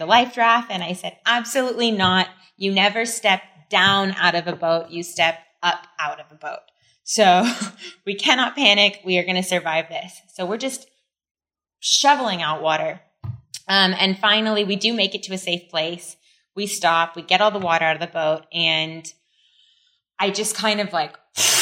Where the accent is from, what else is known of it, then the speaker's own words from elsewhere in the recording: California, United States; moved away as an adult; also born or lived in France; now in Siargao, Philippines; I was raised in California and then, you know, decided a few years ago it was time to come home